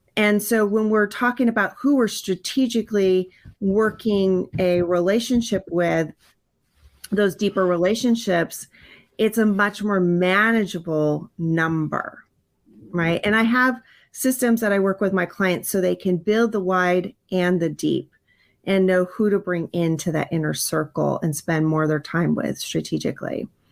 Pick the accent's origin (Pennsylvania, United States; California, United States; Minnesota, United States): California, United States; also born or lived in Hawaii; we moved from Hawaii to California, and I had to start in a brand new school